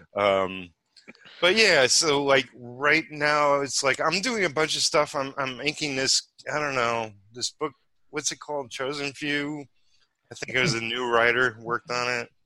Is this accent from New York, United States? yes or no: yes; New York City, New York, United States; moved away as an adult; also born or lived in Bardstown, Kentucky; now in Campbellsville, United States; I'm originally from Brooklyn.